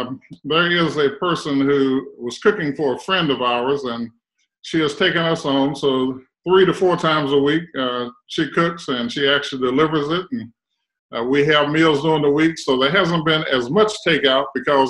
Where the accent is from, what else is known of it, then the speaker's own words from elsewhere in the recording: Winston-Salem, North Carolina, United States; So this is my home. Born and reared here in Winston-Salem, North Carolina.